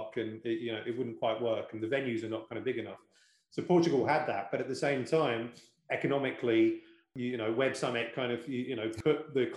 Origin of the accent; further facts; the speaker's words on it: United Kingdom; because I am British